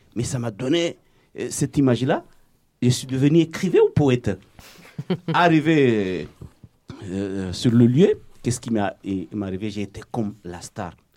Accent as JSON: {"language": "French", "country": "Comoros", "moved": "as an adult", "lives_now": "Marseille, France", "said": "depuis que j'ai quitté les Comores."}